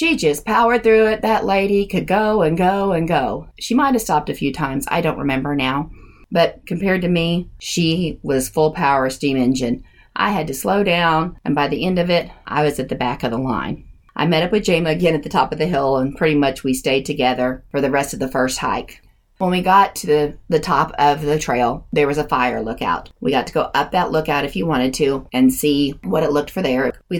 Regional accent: Oklahoma, United States; we are from Oklahoma and here we are in the mountains

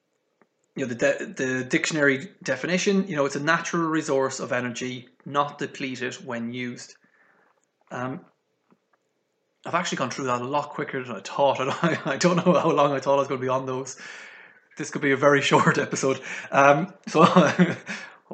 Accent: Galway, Connacht, Ireland; my hometown in Galway here

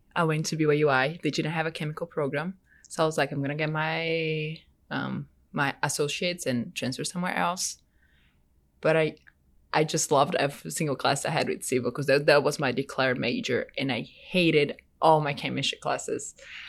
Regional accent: Salvador, Bahia, Brazil; now in United States; I'm from Brazil, like in the northeast area in a city called Salvador. It's a pretty big city.

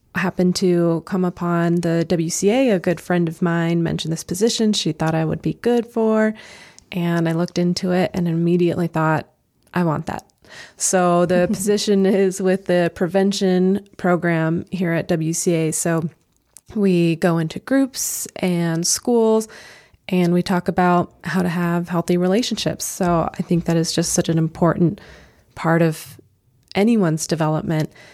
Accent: Albuquerque, New Mexico, United States; now in Idaho, United States; I am originally from Albuquerque, New Mexico, and moved up to Idaho in about 2012

